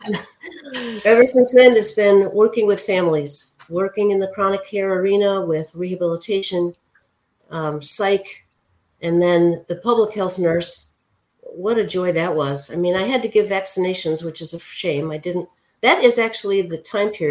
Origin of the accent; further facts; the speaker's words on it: Chicago, Illinois, United States; I've always lived in the Chicago area, went to Loyola